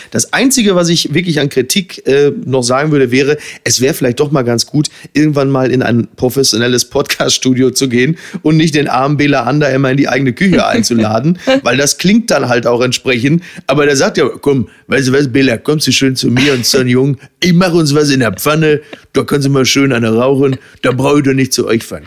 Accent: Germany; wir als Deutsche

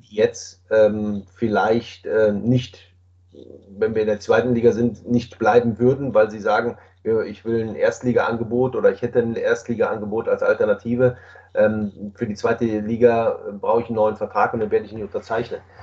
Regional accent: Düsseldorf, North Rhine-Westphalia, Germany; nach Düsseldorf gefahren, in meine Heimatstadt

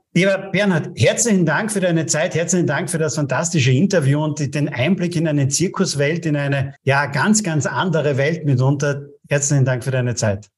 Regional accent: Austria; bei uns in Österreich

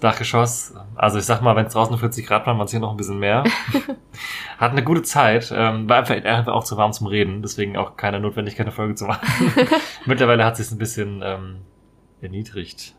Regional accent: Marburg, Hesse, Germany; das ist relativ nahe meiner Heimatstadt eigentlich. In, äh, komme ursprünglich aus Marburg in Hessen.

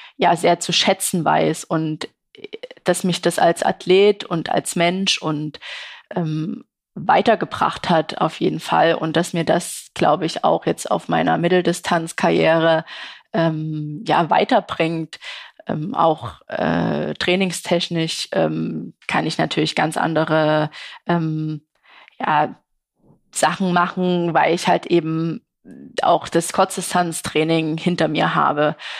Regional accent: Saxony, Germany; als sächsische Sportlerin

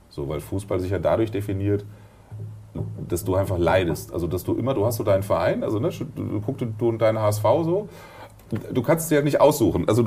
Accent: Dortmund, North Rhine-Westphalia, Germany; Ich komme aus Dortmund, ja.

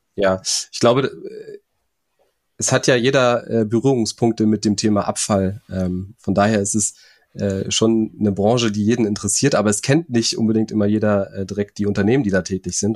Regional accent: Hamburg area, Germany; also born or lived in Flensburg; ich komme aus dem, aus dem Hamburger Raum, da ist der Hafen äh, nicht weit weg

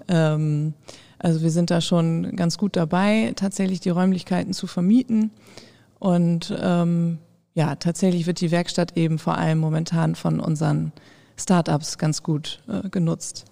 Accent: Osnabrück, Lower Saxony, Germany; gebürtige Osnabrückerin

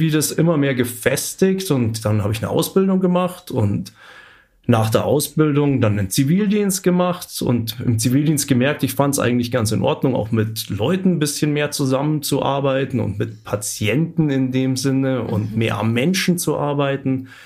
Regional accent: Munich, Bavaria, Germany; weil als Münchner lernt man das eigentlich nicht so kennen. Ich bin in der Großstadt aufgewachsen.

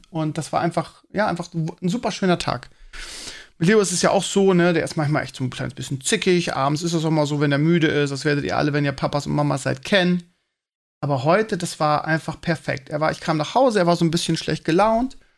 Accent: Bremen, Germany; also ich kannte die als Bremer vorher nicht.

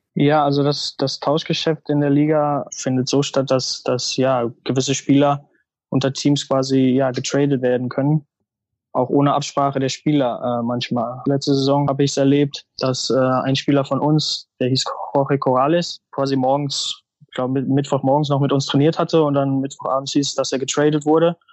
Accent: North Rhine-Westphalia, Germany; moved away as an adult; now in Chicago, United States; Ich bin in NRW groß geworden

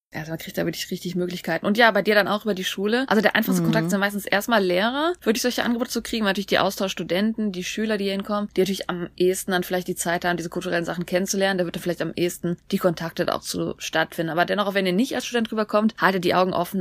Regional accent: Germany; also born or lived in Korea; now in South Korea; bei uns in Deutschland

